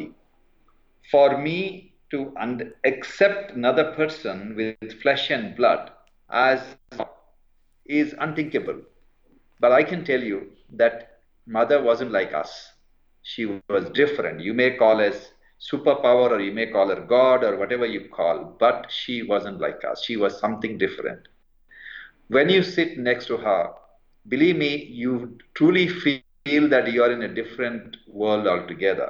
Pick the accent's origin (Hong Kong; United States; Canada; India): India; also born or lived in London, United Kingdom / Calcutta; I grew up in India and worked in the public hospitals of India